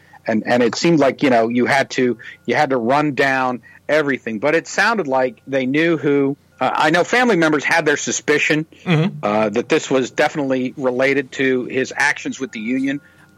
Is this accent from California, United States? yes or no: no; Youngstown, Ohio, United States; my hometown of Youngstown